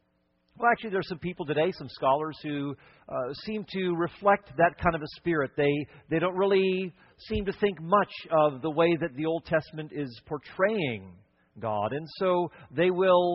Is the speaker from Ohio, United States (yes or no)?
yes; Cleveland, Ohio, United States; moved away; also born or lived in Connecticut / upstate New York / Wisconsin / Chicago; I was born in the Midwest, born in Cleveland, Ohio